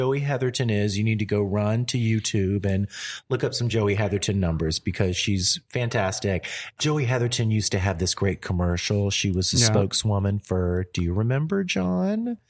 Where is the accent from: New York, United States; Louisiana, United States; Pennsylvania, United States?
Louisiana, United States; I'm from Louisiana.